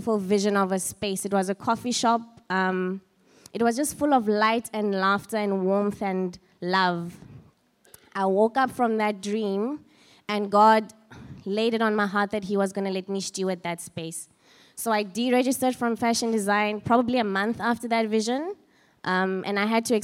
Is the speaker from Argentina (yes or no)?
no; Free State, South Africa; moved away as an adult; also born or lived in Johannesburg; I grew up in the Free State